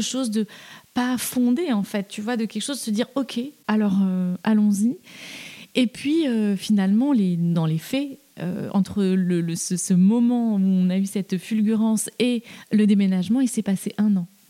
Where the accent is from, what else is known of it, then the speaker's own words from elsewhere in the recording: Toulouse, Occitania, France; moved away as an adult; also born or lived in Paris; now in Eure, France; j'ai grandi en ville, j'ai grandi à Toulouse, puis je suis venue faire mes études à Paris à 18 ans